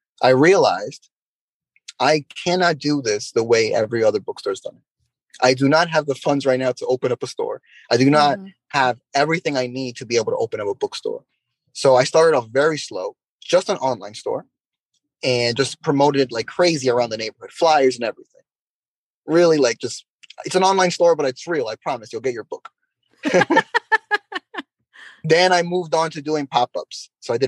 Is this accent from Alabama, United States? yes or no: no; New York City, New York, United States; first language English; And in my hometown where I grew up, it's called Jackson Heights.